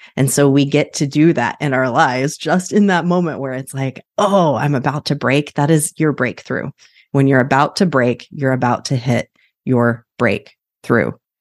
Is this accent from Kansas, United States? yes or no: yes; Kansas, United States; was born and raised in Kansas